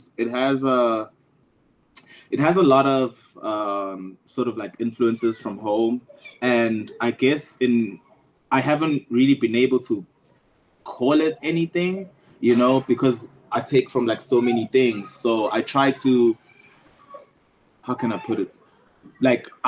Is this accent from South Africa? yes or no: yes; Empangeni, KwaZulu-Natal, South Africa; I grew up in Empangeni